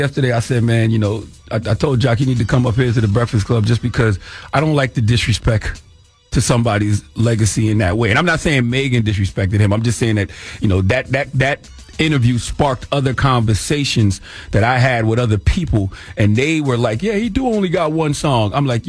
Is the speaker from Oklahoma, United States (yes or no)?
no; South Carolina, United States; First of all, man, I'm from South Carolina, 803-843-864 all day.